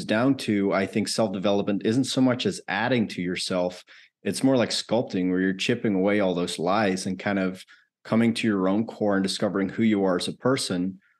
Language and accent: English; Netherlands; moved away as an adult; now in United States; I grew up in the Netherlands, actually. I lived there the first 20 or so of my life.